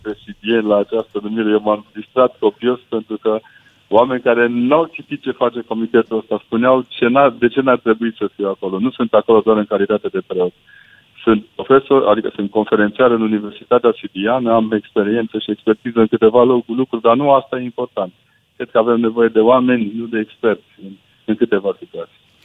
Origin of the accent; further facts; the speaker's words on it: Brașov, Brașov County, Romania; now in Sibiu, Romania; Eu sunt brașovean prin naștere, dar sunt sibian prin adopție